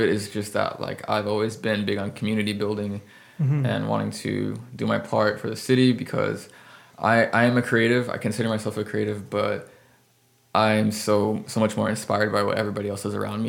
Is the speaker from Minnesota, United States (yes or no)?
no; San Antonio, Texas, United States; I moved here when I was 8. I grew up in San Antonio. I still consider myself a Texan.